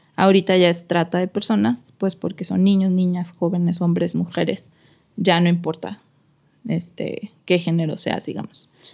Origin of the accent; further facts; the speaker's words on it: Mexico City, Mexico; moved away as an adult; now in Guadalajara, Mexico; soy de la Ciudad de México